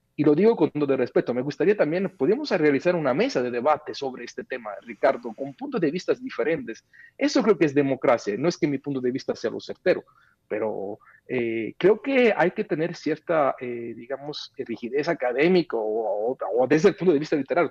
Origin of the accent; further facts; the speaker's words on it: Mexico; como ciudadano mexicano